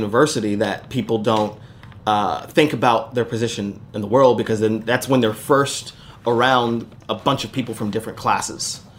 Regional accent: Las Vegas, Nevada, United States; But so in Vegas, I grew up in Las Vegas, and I went to a magnet school, which was a performing arts high school.

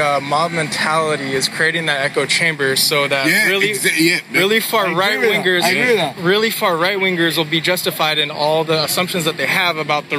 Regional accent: Seattle, Washington, United States; I'm from Seattle. I've just been here my whole life.

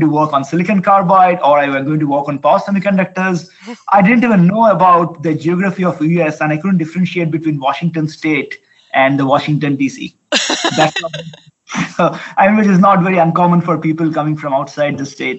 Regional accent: India; moved away as an adult; I'm originally from India, and I did my undergrad there.

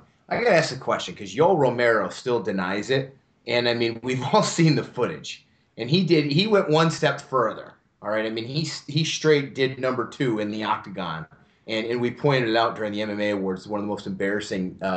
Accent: Scranton, Pennsylvania, United States; moved away; also born or lived in Georgia; I went to a couple schools in South Scranton, PA, where, you know, I came from some of those areas

